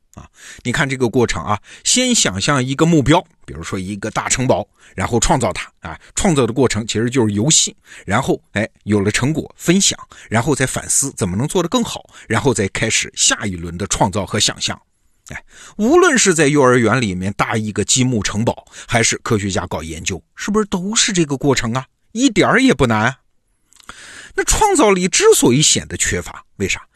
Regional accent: China; 我们中国人

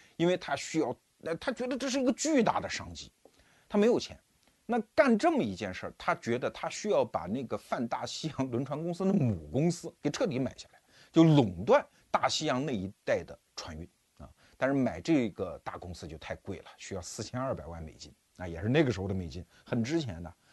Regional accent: Wuhu, Anhui, China; 我们小时候，我老家安徽芜湖嘛，那个长江上就有轮渡啊

